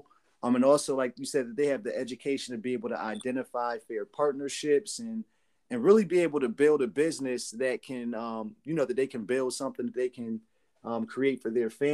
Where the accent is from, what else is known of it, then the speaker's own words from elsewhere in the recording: Trenton, New Jersey, United States; I grew up in Trenton, New Jersey